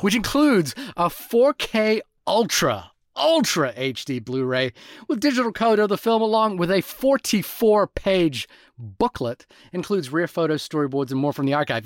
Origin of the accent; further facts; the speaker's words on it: Fiji; growing up in Fiji, uh, as a child